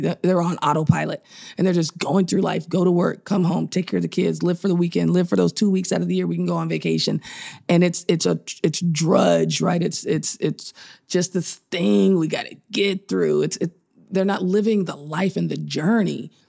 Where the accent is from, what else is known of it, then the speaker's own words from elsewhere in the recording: Chicago, Illinois, United States; I was born in Chicago